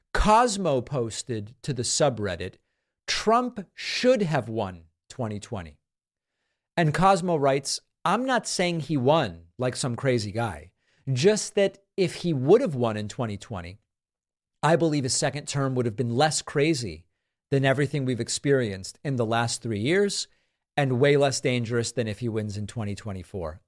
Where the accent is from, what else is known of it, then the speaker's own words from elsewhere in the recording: Massachusetts, United States; When I was growing up in Massachusetts